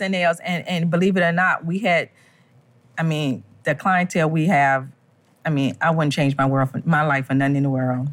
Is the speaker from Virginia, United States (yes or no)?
yes; Richmond, Virginia, United States; We're from Richmond, Virginia